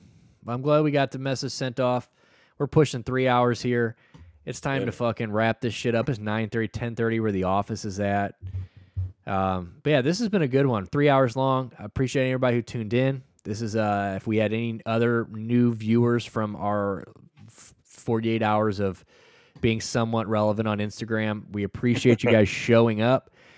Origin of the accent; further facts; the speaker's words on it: Alaska, United States; now in Florida, United States; I'm from Alaska and I live in Florida.